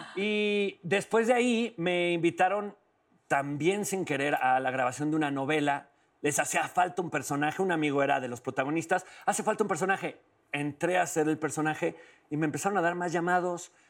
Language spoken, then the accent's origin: Spanish; León, Guanajuato, Mexico; yo soy de León, Guanajuato